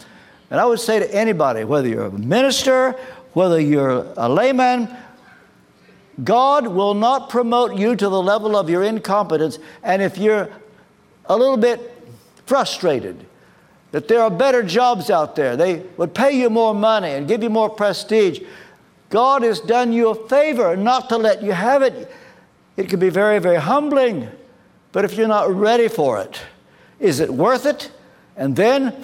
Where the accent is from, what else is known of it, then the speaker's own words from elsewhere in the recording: Kentucky, United States; moved away as an adult; now in England; I come from Kentucky. Some of you will know I was brought up in the Church of the Nazarene